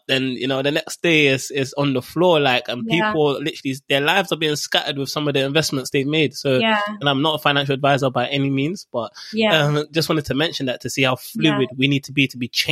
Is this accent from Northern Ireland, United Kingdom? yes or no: no; Dagenham, London, United Kingdom; also born or lived in Barking; I grew up in Dagenham and Barking around there